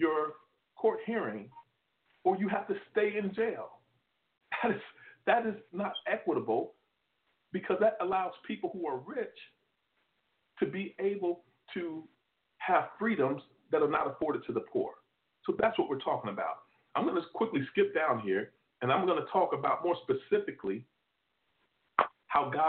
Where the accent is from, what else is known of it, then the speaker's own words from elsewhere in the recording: Kentucky, United States; also born or lived in Tulsa, Oklahoma; now in Texas, United States; I'm from Kentucky